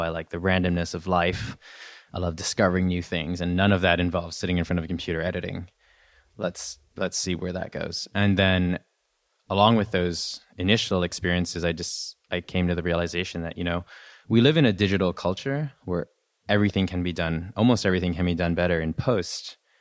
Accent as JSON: {"language": "English", "country": "Canada", "said": "I'm Canadian. I'm not, uh, I'm not American"}